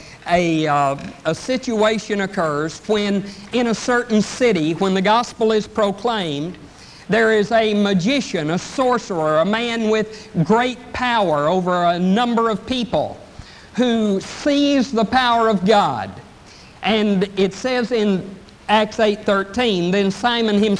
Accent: East Texas, United States; I'm from East Texas

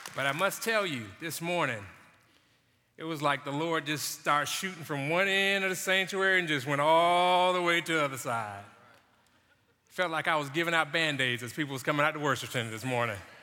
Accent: Jacksonville, Florida, United States; growing up in Jacksonville

